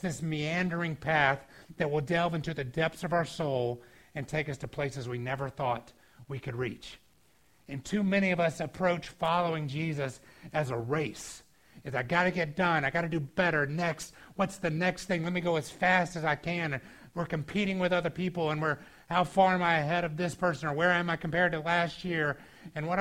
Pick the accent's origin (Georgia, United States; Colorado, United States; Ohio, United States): Georgia, United States; moved away; I grew up in Georgia